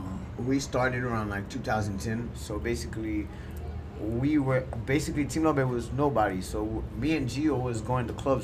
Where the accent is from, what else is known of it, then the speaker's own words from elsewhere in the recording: Haiti; now in Miami, United States; I'm from Haiti.